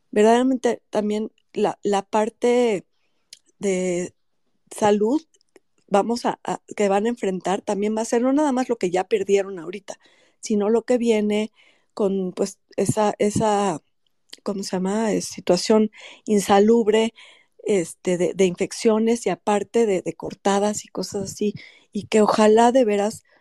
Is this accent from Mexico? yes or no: yes; Mexico; nos caracteriza como mexicanos